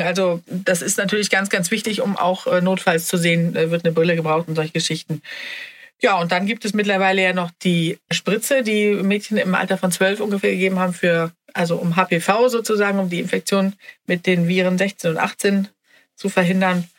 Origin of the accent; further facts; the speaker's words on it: Sweden; als Schwedin